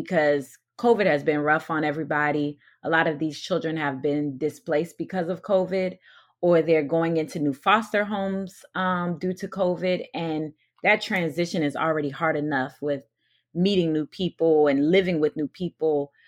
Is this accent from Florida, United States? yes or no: yes; St. Petersburg, Florida, United States; also born or lived in Newark, New Jersey; I moved to Florida when my dad was called to pastor at a church in Saint Petersburg when I was five